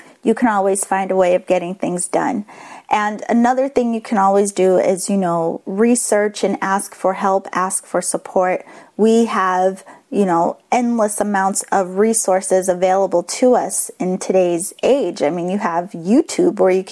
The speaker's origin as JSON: {"language": "English", "town": "Boston", "region": "Massachusetts", "country": "United States", "accent": "Boston", "said": "my Boston accent"}